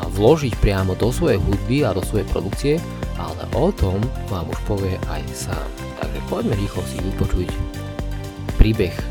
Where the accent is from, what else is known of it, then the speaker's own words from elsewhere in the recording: Nitra, Nitra Region, Slovakia; A ja som z Nitry z Klokočiny.